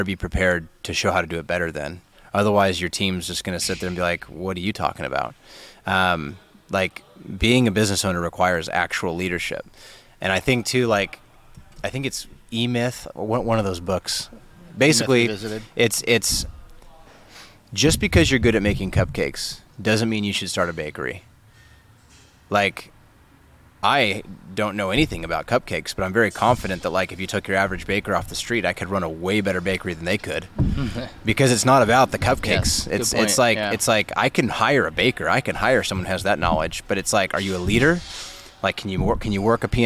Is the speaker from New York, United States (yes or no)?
no; Fresno, California, United States; you and I are born here. We're from Fresno